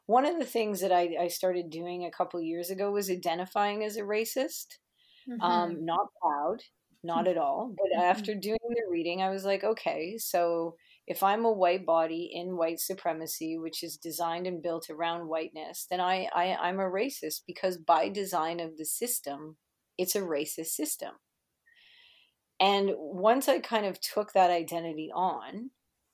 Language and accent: English; Manitoba, Canada; I'm from Manitoba, the province that everybody tells me they don't even care to visit